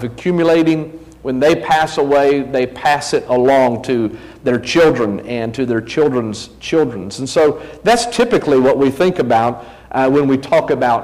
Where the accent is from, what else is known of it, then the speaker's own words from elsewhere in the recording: New Bern, North Carolina, United States; also born or lived in mountains of Virginia; I was born in Virginia, the mountains of Virginia, grew up in New Bern